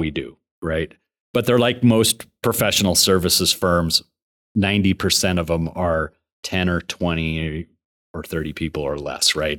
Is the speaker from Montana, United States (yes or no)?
yes; Billings, Montana, United States; I was born and raised in Billings